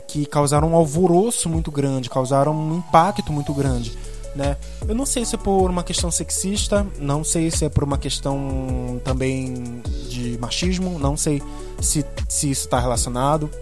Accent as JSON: {"language": "Portuguese", "town": "Belém", "region": "Pará", "country": "Brazil", "said": "eu sou aqui de Belém do Pará"}